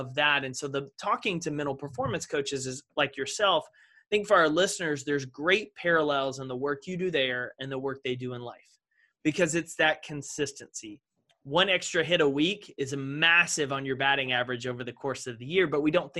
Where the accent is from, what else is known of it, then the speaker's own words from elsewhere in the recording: Texas, United States; I grew up in Texas, Friday Night Lights